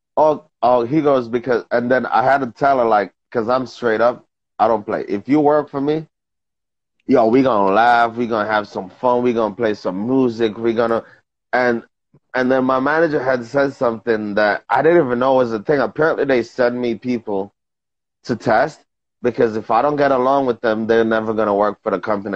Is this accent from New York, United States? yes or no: yes; New York, United States; I'm from New York